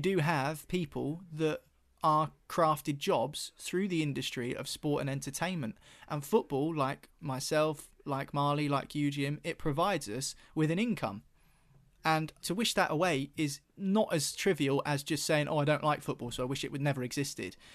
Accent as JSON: {"language": "English", "country": "United Kingdom", "said": "It's part of our identity as British people."}